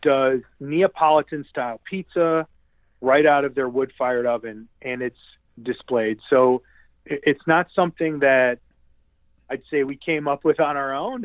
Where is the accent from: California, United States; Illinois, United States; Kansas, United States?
Illinois, United States; Westchester; I grew up in Westchester, Illinois